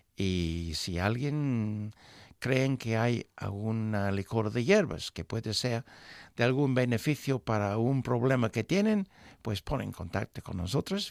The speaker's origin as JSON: {"language": "Spanish", "region": "England", "country": "United Kingdom", "tie": "born or raised there", "moved": "yes", "said": "nuestro pueblo tenía en esos momentos, para darte una idea, una población de unas 5.000 personas"}